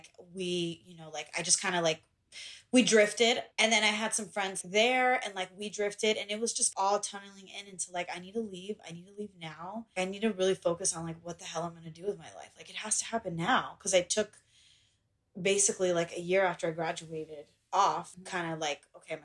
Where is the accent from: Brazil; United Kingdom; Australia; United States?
United States; Dallas, Texas; also born or lived in Pembroke Pines, Florida / Miami, Florida; I was in Dallas for middle and high